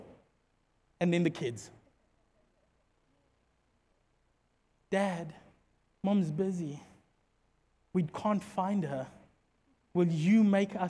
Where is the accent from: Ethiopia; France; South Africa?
South Africa; Secunda, Mpumalanga; where we come from Secunda is a dorpie